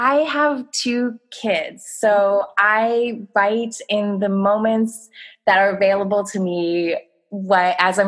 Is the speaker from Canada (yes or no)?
yes; Clearwater, British Columbia, Canada; also born or lived in Kamloops / Squamish; I grew up in Kamloops. I took my last 2 years of high school there, but I actually spent most of my childhood in a small town that's an hour and a half north of Kamloops called Clearwater